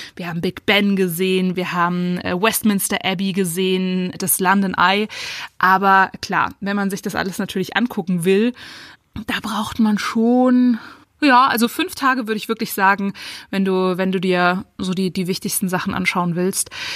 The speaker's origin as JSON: {"language": "German", "town": "Munich", "region": "Bavaria", "country": "Germany", "said": "ich als Münchnerin"}